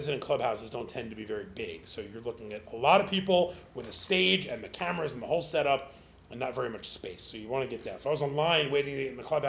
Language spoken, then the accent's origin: English; New York, United States; as a New Yorker